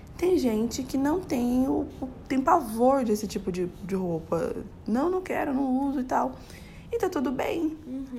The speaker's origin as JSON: {"language": "Portuguese", "region": "São Paulo", "country": "Brazil", "said": "eu tenho 35 anos, sou de São Paulo"}